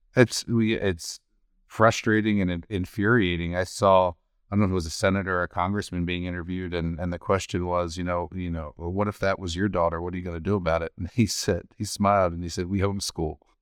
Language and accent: English; Baltimore, Maryland, United States; now in Washington State, United States; my home state of Baltimore